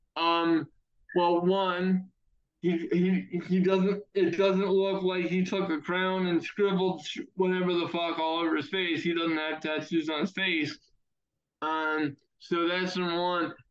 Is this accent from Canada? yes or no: no; Maryland, United States; Maryland Championship Wrestling, and that's my home state's biggest promotion